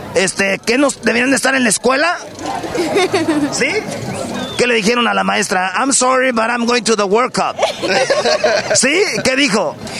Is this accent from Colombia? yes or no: no; Michoacán, Mexico; yo soy de Michoacán